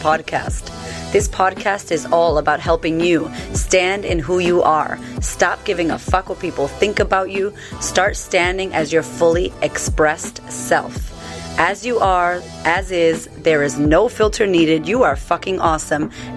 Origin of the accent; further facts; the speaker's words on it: United States; I'm American